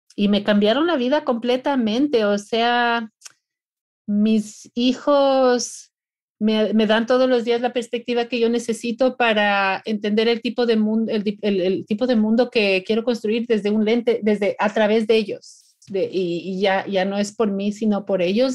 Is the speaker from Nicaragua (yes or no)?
no; Ecuador; moved away as an adult; now in Florida, United States; nací y me crié en el Ecuador, en las montañas